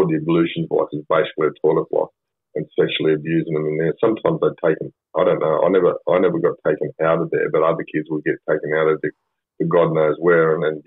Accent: Sydney, New South Wales, Australia; we're from Mount Druitt

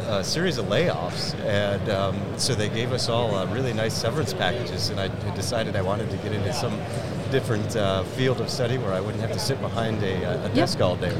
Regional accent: New York, United States; So originally I'm from New York.

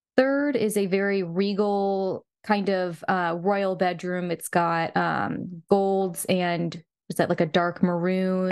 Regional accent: the South, United States; I'm from the South.

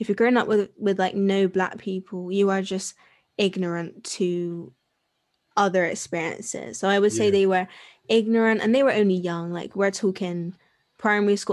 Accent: Bristol, South West England, United Kingdom; I'm from Bristol.

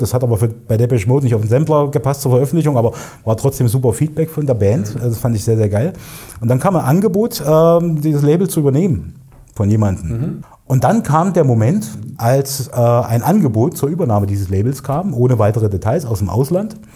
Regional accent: Erfurt, Thuringia, Germany; Hier im schönen Erfurt geboren, äh, in der Landeshauptstadt von Thüringen, im Zentrum von Deutschland fast sozusagen. Und ja, bin auch hier aufgewachsen in Erfurt Nord

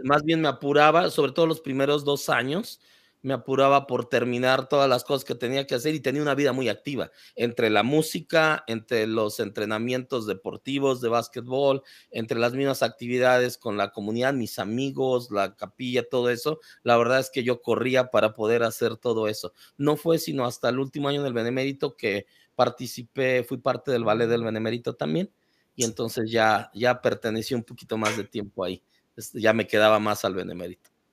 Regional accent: Mexico City, Mexico; moved away; also born or lived in Tijuana; Crecí en la Ciudad de México

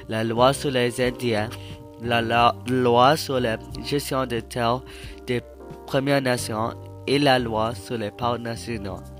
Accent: Quebec, Canada; Je suis né et j'ai grandi au Québec. Toute ma vie, j'habitais dans une espèce avec beaucoup d'arbres.

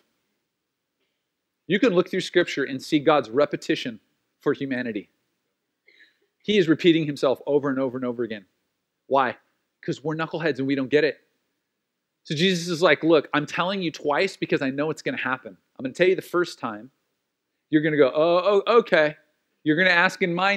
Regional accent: United States; being an American and being a Christian

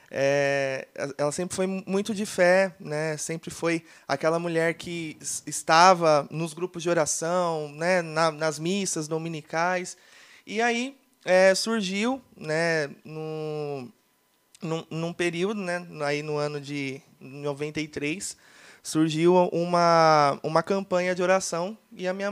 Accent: Mauá, São Paulo, Brazil; also born or lived in Barbosa Ferraz; sou lá de Mauá, é, moro lá em Mauá desde aí os meus zero anos de idade. É, mas sou natural do Paraná. Nasci na cidade de Barbosa Ferraz, sou paranaense.

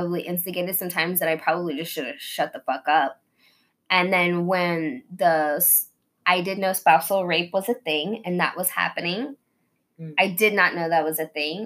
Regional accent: Tulsa, Oklahoma, United States; moved away as an adult; also born or lived in Kansas; I was from Tulsa

